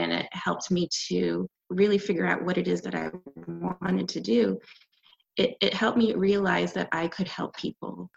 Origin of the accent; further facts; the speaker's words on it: Canada; moved away as an adult; also born or lived in Jamaica / New York / Los Angeles; now in United States; I am Canadian, and uh, my parents are Jamaican, and we migrated to the U.S. and I came here for school, uh, undergrad, and I stayed